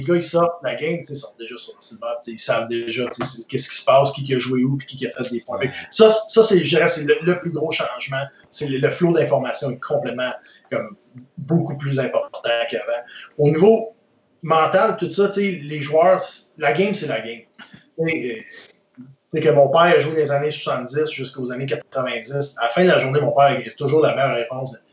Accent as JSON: {"language": "French", "town": "Quebec City", "region": "Quebec", "country": "Canada", "tie": "born or raised there", "said": "j'ai été élevé à Québec"}